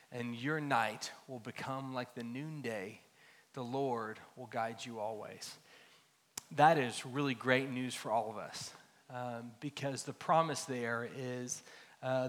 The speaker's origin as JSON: {"language": "English", "town": "Dallas", "region": "Texas", "country": "United States", "tie": "born or raised there", "said": "I grew up here in Dallas, in Lake Highlands area, not far from here"}